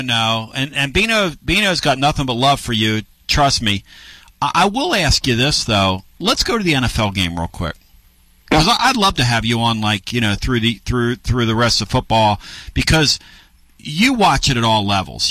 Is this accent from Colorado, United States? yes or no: no; Newark, Delaware, United States; moved away; I grew up right near Newark, Delaware, which is right where uh, you know University of Delaware is